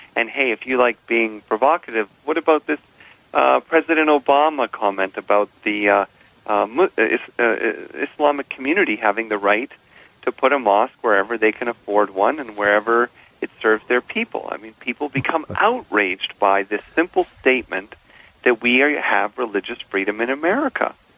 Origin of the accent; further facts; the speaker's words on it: Canada; I'm a Canadian